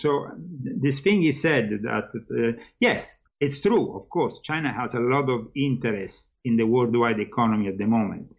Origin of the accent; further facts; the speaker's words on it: Italy; moved away as an adult; now in United States; I'm no longer living there and uh, I'm no longer Italian because I am becoming American